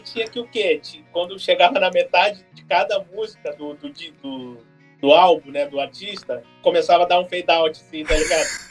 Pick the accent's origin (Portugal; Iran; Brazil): Brazil; Porto Alegre, Rio Grande do Sul; eu sou de Porto Alegre